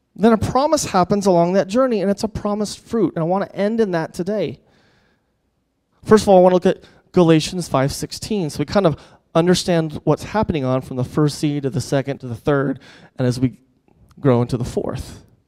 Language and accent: English; United States; as American